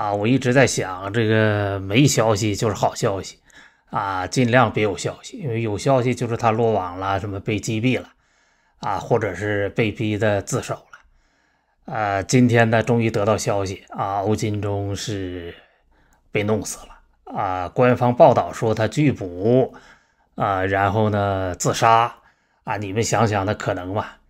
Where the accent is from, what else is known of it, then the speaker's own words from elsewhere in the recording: China; 那我们中国人呢是被杀了，这二十年算一代的话，这两千来年啊，被我们被杀了将近一百代了。